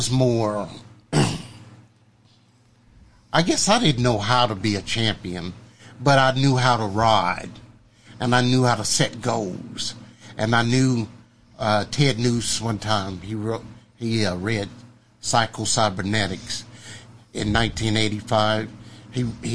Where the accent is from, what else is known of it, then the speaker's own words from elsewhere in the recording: Tulsa, Oklahoma, United States; also born or lived in Henrietta; I was raised, I'm from Tulsa, but my family is from Henrietta